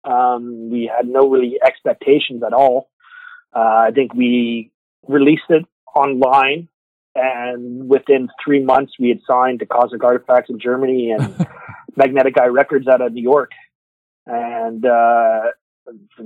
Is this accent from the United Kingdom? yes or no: no; Alberta, Canada; moved away as an adult; now in Quebec, Canada; I come from Alberta originally